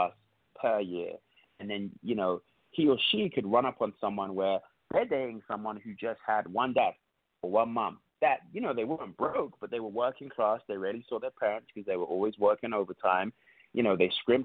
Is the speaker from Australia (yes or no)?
no; London, United Kingdom; now in United States; I'm from London